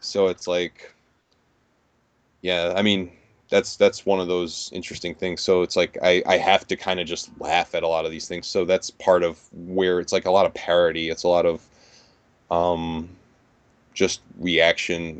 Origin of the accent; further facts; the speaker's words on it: New York, United States; growing up in New York for the last thirty years.